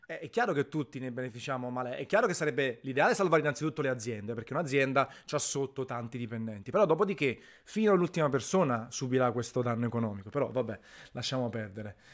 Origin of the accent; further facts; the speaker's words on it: Naples, Campania, Italy; Tanto la conoscono i miei lettori, visto che sono napoletano, ogni tanto gli spiego, faccio lezioni di napoletano.